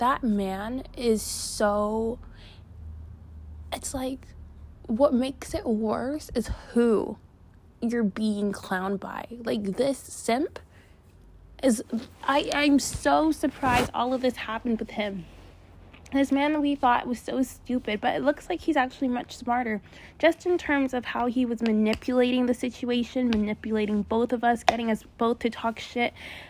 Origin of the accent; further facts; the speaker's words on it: Canada; ou guys know I'm from Canada, and in the fall, in the winter, it gets so cold.